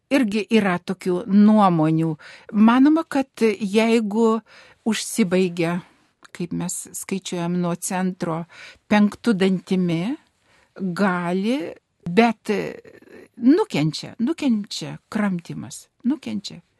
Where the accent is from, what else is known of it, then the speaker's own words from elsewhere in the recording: Dzūkija, Lithuania; moved away; iš, iš mano tėviškės, iš Dzukijos.